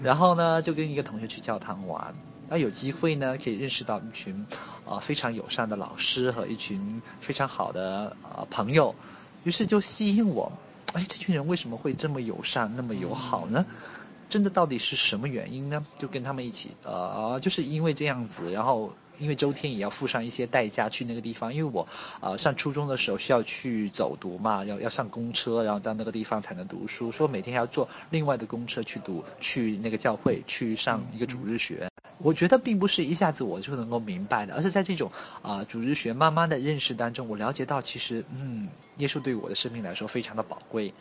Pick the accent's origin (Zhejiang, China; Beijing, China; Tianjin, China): Zhejiang, China; Wenzhou; moved away as an adult; also born or lived in Wuhan, China; now in Xiamen, China; 我的老家在温州，其实温州是一个蛮特别的，呃，城市